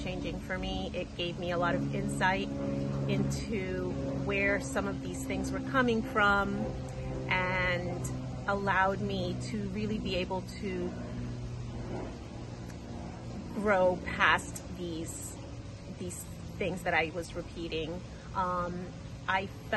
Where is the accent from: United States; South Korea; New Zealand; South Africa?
United States; Coconut Creek, Florida; I'm from Coconut Creek, Florida